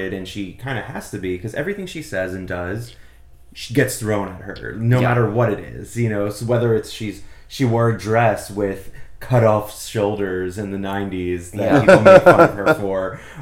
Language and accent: English; East Coast, United States; now in Los Angeles, United States; I'm from the East Coast